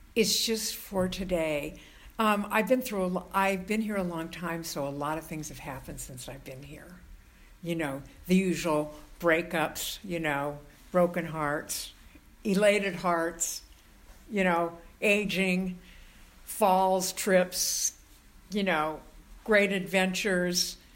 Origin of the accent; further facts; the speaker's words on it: Southern California, United States; moved away as an adult; now in San Francisco, United States; I was born in Southern California and I knew I did not belong there